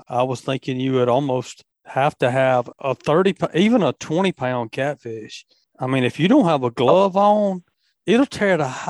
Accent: Tombigbee River and Black Warrior River, Alabama, United States; I grew up jug fishing on the Tom Baby River and the Black Warrior River.

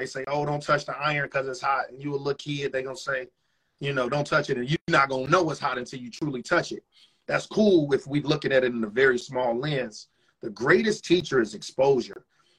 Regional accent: Chicago, Illinois, United States; So I'm from Chicago, from the south side of Chicago.

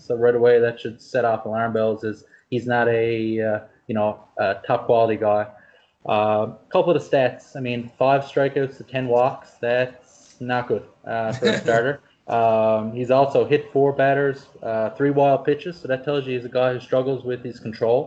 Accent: Canada; being a Canadian

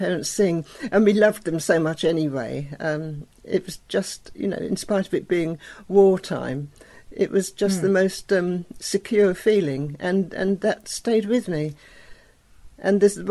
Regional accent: Hastings, South East England, United Kingdom; I grew up in Hastings in East Sussex, which was originally a fishing village

